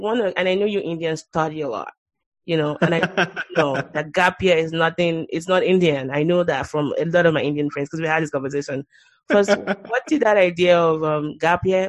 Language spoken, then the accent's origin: English; Nigeria; now in United States; As a Nigerian